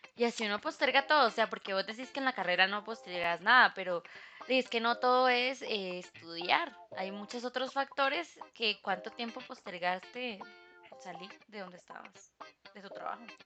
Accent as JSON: {"language": "Spanish", "country": "Costa Rica", "said": "como buenos ticos"}